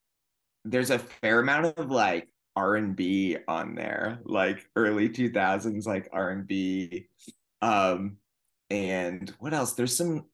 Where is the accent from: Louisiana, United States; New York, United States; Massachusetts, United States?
Massachusetts, United States; north of Boston; moved away as an adult; also born or lived in Northampton, Massachusetts / Vermont / Burlington, Vermont; now in Los Angeles, United States; I'm from Massachusetts originally. I grew up just north of Boston, and then I went to high school in Western Mass.